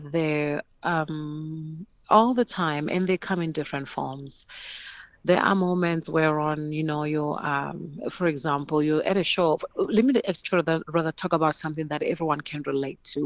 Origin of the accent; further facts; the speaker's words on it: Polokwane, Limpopo, South Africa; growing up in Polokwane